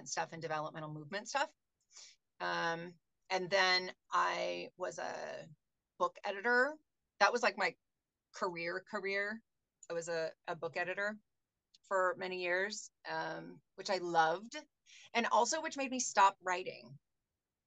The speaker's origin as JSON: {"language": "English", "town": "Seattle", "region": "Washington", "country": "United States", "tie": "born or raised there", "moved": "yes", "lives_now": "Tucson, United States", "said": "I'm from Seattle. That's where I'm born and raised."}